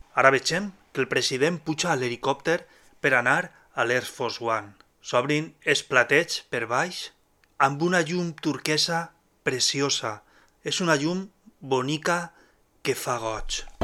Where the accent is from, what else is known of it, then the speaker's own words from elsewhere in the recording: Alzira, Valencian Community, Spain; el grup del meu poble, d'Alcira.